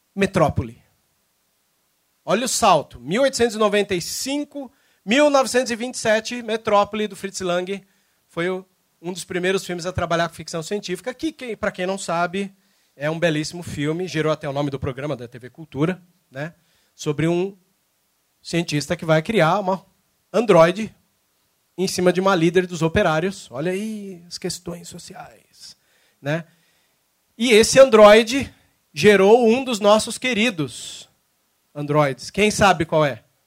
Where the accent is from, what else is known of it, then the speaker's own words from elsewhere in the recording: São Paulo, Brazil; moved away as an adult; now in Cascavel, Brazil; embora eu tô morando lá em Cascavel, eu sou de São Paulo